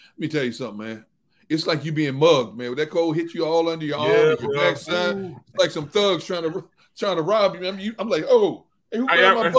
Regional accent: Midwest, United States; now in Philadelphia, United States; I grew up in the Midwest.

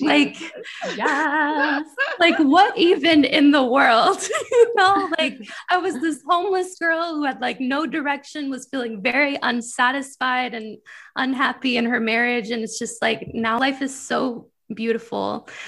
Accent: Michigan, United States; moved away; I'm from Michigan originally

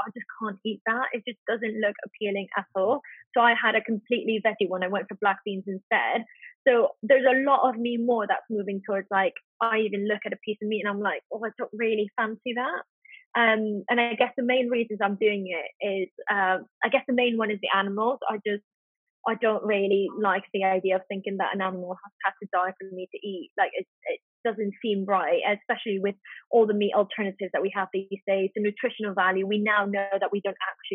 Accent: Spain; moved away; growing up in Spain

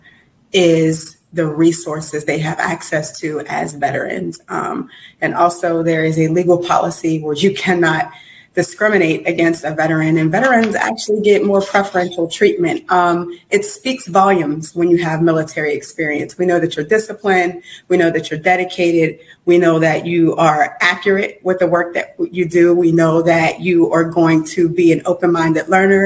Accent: Uniontown, Pennsylvania, United States; moved away as an adult; also born or lived in Brooklyn, New York / Jersey City, New Jersey; now in Atlanta, United States; So I was born in Brooklyn, New York, grew up outside of Pittsburgh, Pennsylvania, in a little town called Uniontown

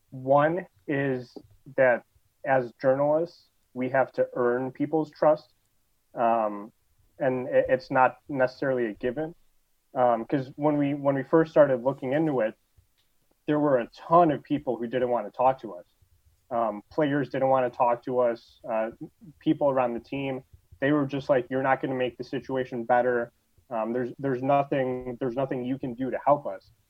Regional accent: Lombard, Illinois, United States; in Lombard. Um, so grew up out there, been in been in the Chicago area my whole life.

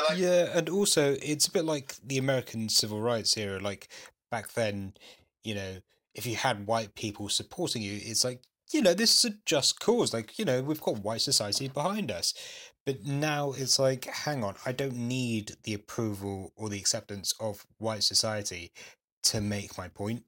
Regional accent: London, United Kingdom; apart from university, I've lived here all my life

